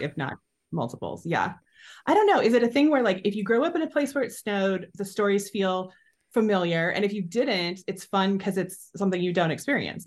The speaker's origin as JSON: {"language": "English", "country": "United States", "tie": "born or raised there", "also_born_or_lived": "Nebraska / Iowa", "said": "I've grown up in Nebraska and Iowa"}